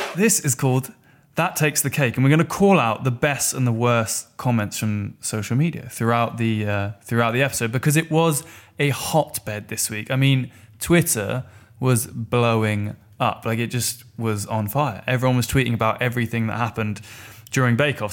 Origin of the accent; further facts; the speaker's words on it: Norfolk, East of England, United Kingdom; I'm from Norfolk